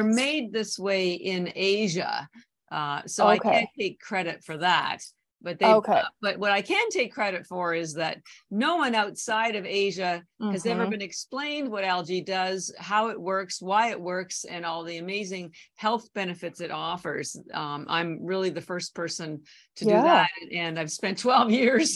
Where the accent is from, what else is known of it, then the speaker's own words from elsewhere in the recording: Canada; moved away as an adult; now in Boston, United States; So I'm actually Canadian. I've lived in Boston over 30 years, but my family's still all in Canada